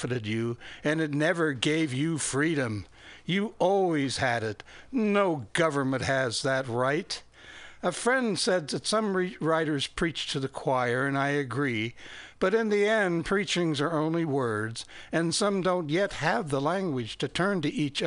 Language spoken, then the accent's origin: English; Fort Recovery, Ohio, United States; born or raised there